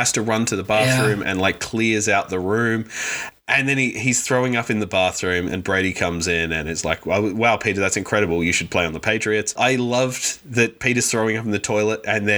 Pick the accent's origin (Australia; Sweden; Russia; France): Australia; growing up in Australia where that is how you pronounce it